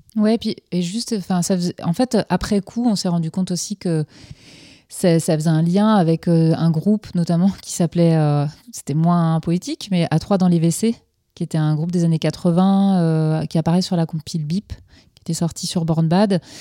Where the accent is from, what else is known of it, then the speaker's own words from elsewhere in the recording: Finistère, Brittany, France; je suis originaire du Finistère, donc proche de, de la mer